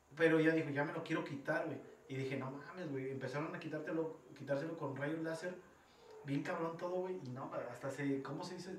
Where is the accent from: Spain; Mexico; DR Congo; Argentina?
Mexico; nosotros los mexicanos